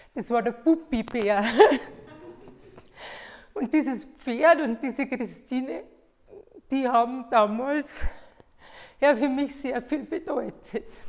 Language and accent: German; Bavaria, Germany; bei uns in Bayern